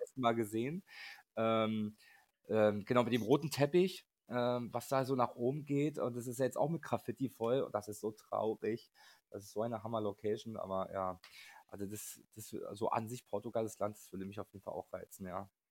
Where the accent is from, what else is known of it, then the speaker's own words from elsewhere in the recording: Berlin, Germany; wir kommen übrigens aus Berlin